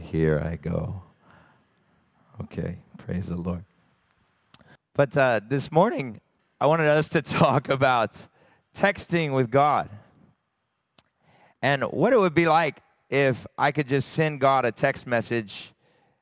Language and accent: English; United States; moved away; I'm from America